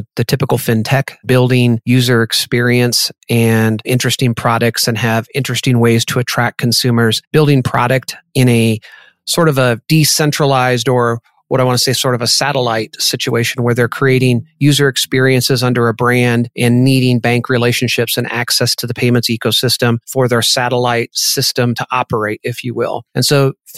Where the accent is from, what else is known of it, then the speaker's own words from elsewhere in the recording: Iowa, United States; moved away as an adult; now in South Dakota, United States; I grew up in Iowa, went to college in Iowa, spent really most of my career in the Midwest, the last 20 or so here in beautiful South Dakota